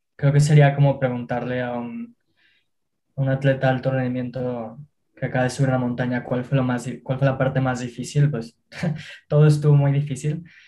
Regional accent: Mexico; yo y mis socios somos jóvenes mexicanos

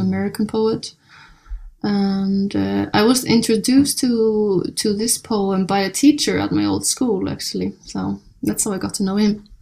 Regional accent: Iceland; I'm born and raised in Iceland

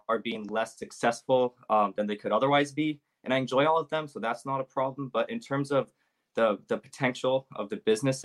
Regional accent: Bay Area, California, United States; I'm from Bay Area, California

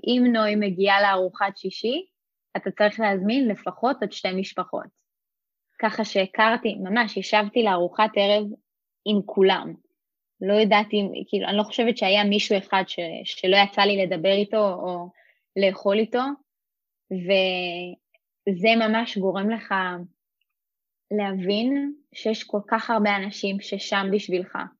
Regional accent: Rosh HaAyin, Central District, Israel; אני גדלתי בראש העין

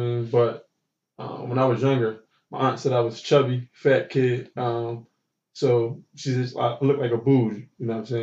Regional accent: Philadelphia, Pennsylvania, United States; I grew up in North Philly, so, you know, it was a little dangerous out

